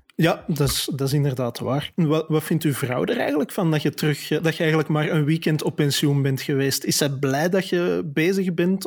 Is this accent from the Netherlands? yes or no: no; Antwerp, Flanders, Belgium; accent: Antwerpse tongval; heb ik een niet te verbergen Antwerpse tongval